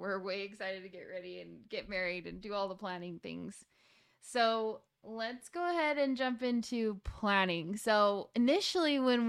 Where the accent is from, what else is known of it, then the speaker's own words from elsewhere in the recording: Salt Lake City, Utah, United States; and raised from Salt Lake City, Utah.